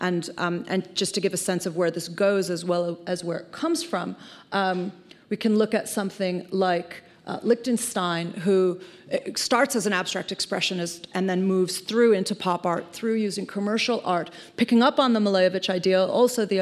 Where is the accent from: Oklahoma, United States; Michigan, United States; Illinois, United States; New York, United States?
Illinois, United States; Chicago; Chicago, which is my hometown